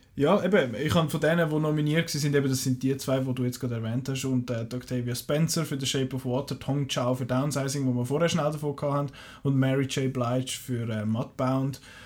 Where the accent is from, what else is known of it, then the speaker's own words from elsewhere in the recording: Switzerland; wir als Schweizer Kinogänger